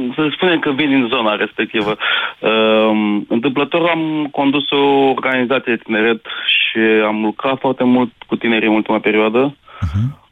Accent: Brăila, Brăila County, Romania; Vin din Brăila

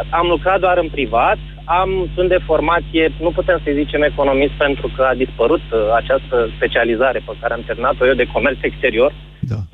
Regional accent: Moldavia, Romania; vin din versiunea mai săracă a României

